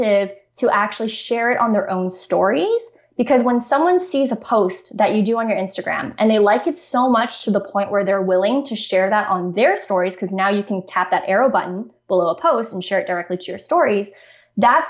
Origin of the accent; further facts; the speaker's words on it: Canada; I'm from Canada